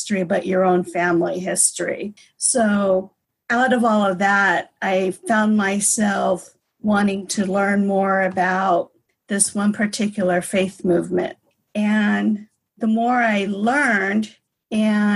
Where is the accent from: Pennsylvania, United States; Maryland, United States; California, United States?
California, United States; San Diego; growing up in San Diego